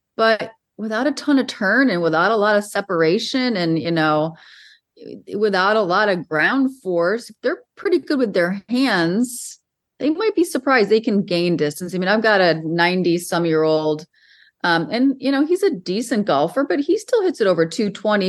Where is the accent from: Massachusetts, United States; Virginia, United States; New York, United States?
New York, United States; Western; I grew up in Western New York